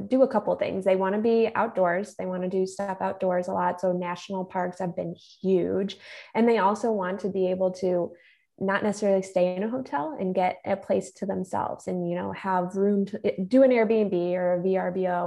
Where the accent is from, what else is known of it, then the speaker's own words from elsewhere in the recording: Illinois, United States; I am from Illinois